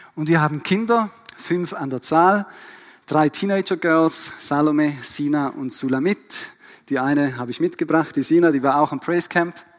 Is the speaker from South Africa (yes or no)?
no; Switzerland; born or raised there; also born or lived in Germany / Vienna, Austria